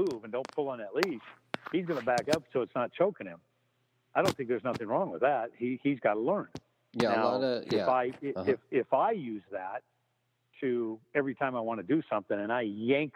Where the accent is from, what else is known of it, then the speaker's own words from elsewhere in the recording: Nebraska, United States; now in New York, United States; I live in New York, but I'm originally from Nebraska